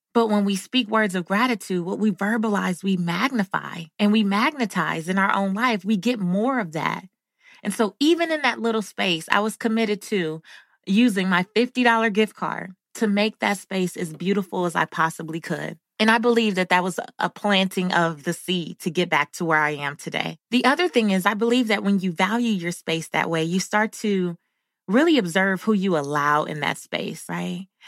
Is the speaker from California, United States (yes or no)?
yes; Los Angeles, California, United States; growing up in South Central Los Angeles